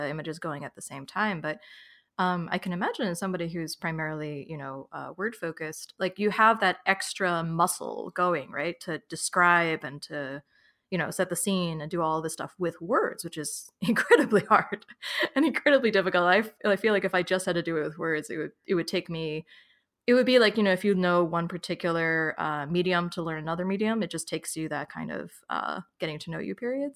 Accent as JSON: {"language": "English", "region": "New York", "country": "United States", "tie": "born or raised there", "moved": "yes", "lives_now": "Philadelphia, United States", "said": "I was born in New York, I lived in New York City for about nine years, and now I live in Philadelphia"}